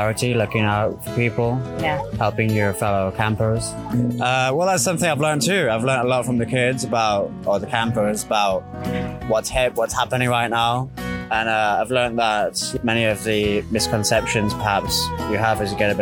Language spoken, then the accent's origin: English; England, United Kingdom; I'm from England